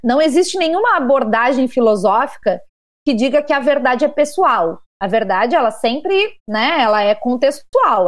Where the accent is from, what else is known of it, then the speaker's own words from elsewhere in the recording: Rio Grande do Sul, Brazil; no Rio Grande do Sul, de onde eu sou